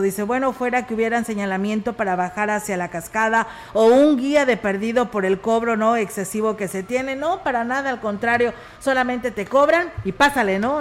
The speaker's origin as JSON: {"language": "Spanish", "town": "Ciudad Valles", "region": "San Luis Potosí", "country": "Mexico", "said": "quienes somos parte de Ciudad Valles"}